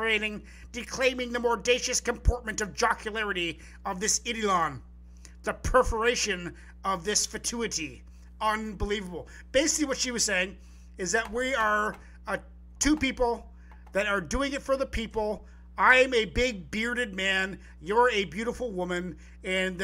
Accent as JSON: {"language": "English", "area": "Vancouver Island", "region": "British Columbia", "country": "Canada", "said": "I'm from Vancouver Island. So we're both BC people."}